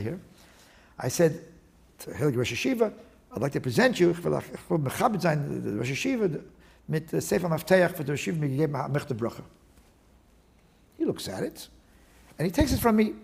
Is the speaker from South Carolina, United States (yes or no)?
no; New York City, New York, United States; also born or lived in Brooklyn / Miami Beach, Florida; now in Riverdale, United States; I grew up in the West Side